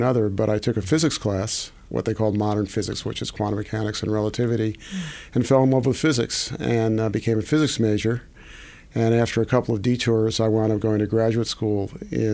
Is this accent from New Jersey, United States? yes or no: no; New York, United States; I was born in New York.